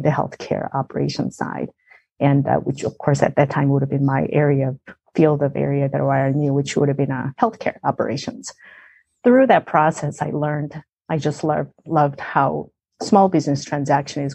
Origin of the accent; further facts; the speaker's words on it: South Korea; moved away as an adult; now in United States; I grew up in South Korea